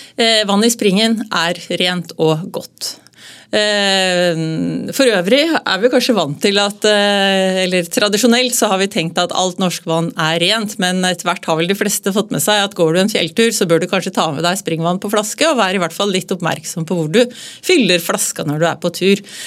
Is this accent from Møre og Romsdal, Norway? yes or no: no; Hamar, Innlandet, Norway; moved away as an adult; also born or lived in Oslo; Jeg kom jo opprinnelig da fra Hamar, og, fra et eh, gardsbruk